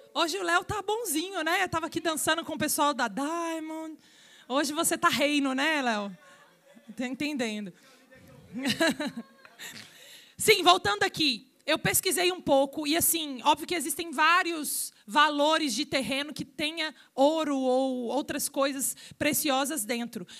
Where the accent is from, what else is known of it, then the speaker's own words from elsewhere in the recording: Minas Gerais, Brazil; Mineira, porque eu sou de Minas